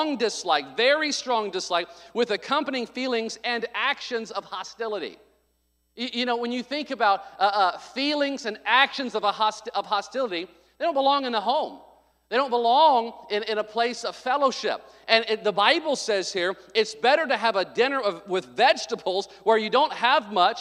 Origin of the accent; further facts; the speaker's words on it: the South, United States; moved away; I came from the South